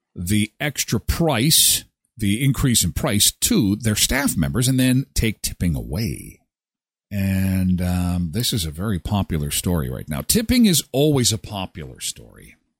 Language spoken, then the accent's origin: English; Canada; I'm from Canada